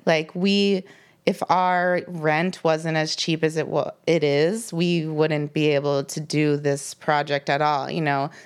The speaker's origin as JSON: {"language": "English", "area": "Lancaster County", "region": "Pennsylvania", "country": "United States", "tie": "born or raised there", "also_born_or_lived": "Philadelphia area, Pennsylvania", "moved": "yes", "lives_now": "Pittsburgh, United States"}